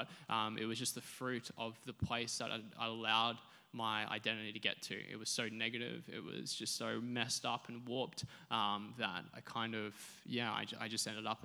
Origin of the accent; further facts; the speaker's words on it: Sunshine Coast, Queensland, Australia; I was born on the Sunshine Coast